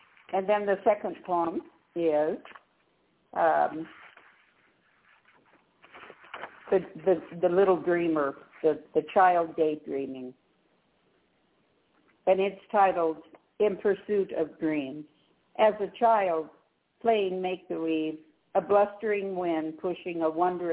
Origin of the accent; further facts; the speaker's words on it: Denver, Colorado, United States; moved away as an adult; also born or lived in Northern California; I was born and raised in Denver and then lived in Northern California for 34 years